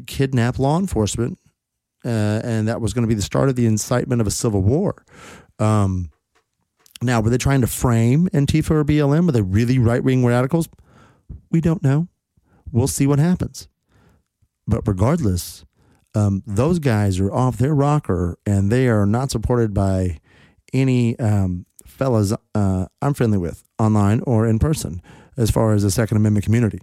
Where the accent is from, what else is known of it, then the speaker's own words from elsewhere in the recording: Texas, United States; my home state of Texas